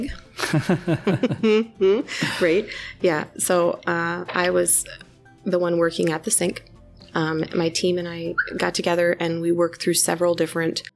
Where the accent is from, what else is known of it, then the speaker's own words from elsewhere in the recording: the Twin Cities, Minnesota, United States; moved away as an adult; now in Iowa, United States; born and raised in Minnesota, the Twin Cities